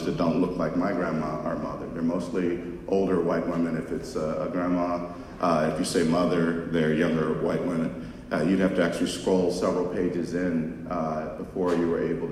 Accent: Los Angeles, California, United States; I grew up in South Central Los Angeles

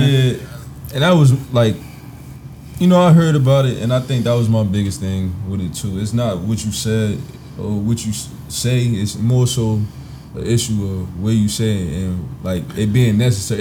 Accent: Newark, New Jersey, United States; I'm from Newark, New Jersey.

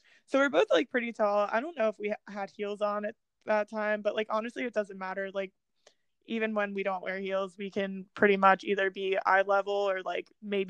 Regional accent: New Jersey, United States; I'm from Jersey

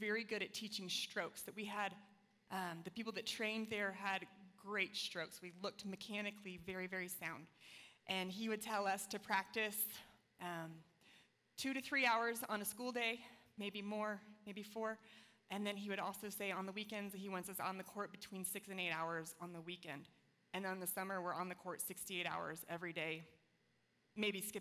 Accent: Florida, United States; I grew up in Florida, one of the most competitive states in the nation

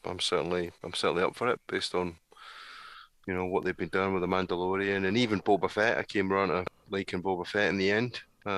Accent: Scotland, United Kingdom; I'm Scottish

